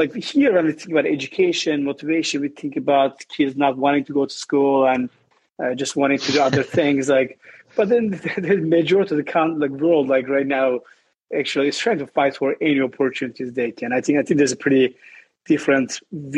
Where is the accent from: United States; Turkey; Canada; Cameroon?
Turkey; Southeastern Anatolia; I grew up in Turkey, southeast part of Turkey. I was in a small village